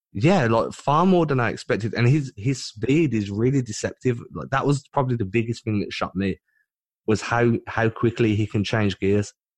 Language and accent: English; United Kingdom